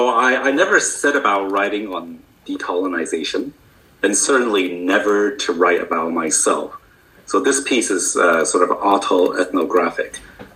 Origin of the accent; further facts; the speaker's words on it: Canada; moved away as an adult; also born or lived in United States; now in United Kingdom; than my home country of Canada